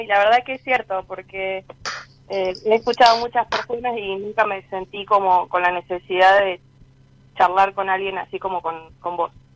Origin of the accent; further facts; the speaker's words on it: Luján, Buenos Aires Province, Argentina; soy de Luján